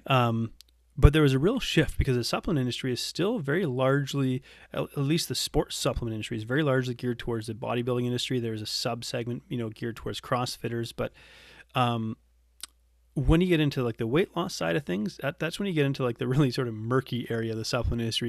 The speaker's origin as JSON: {"language": "English", "country": "Canada", "also_born_or_lived": "Geelong, Australia", "moved": "as an adult", "said": "we came back to Canada for me to rejoin the Navy"}